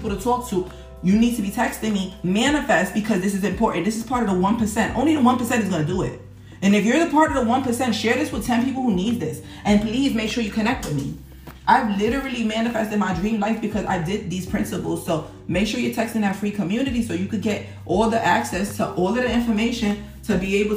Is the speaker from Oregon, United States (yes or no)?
no; New York City, New York, United States; I'm from Harlem, New York